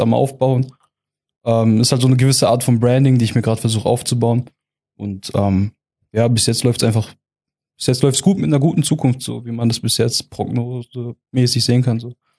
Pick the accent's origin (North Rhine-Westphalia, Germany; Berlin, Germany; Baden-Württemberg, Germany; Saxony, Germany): Baden-Württemberg, Germany; Heilbronn region; also born or lived in Eppingen; Ich ähm, komme aus der Region Heilbronn, wohne derzeit in Eppingen